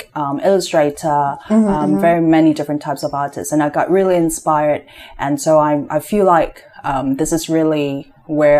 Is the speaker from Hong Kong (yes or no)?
yes; Hong Kong; moved away as an adult; also born or lived in San Francisco, United States / Boston, United States; I was born and raised in Hong Kong, but I spent some years in the States studying